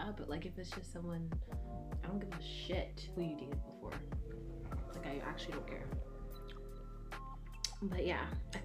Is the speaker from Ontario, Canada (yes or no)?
yes; Markham, Ontario, Canada; now in Oshawa, Canada; I'm from Markham